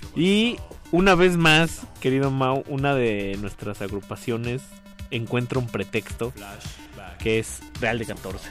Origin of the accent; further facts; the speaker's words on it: Ecatepec, State of Mexico, Mexico; a mí me encanta de donde soy, que es de Catepec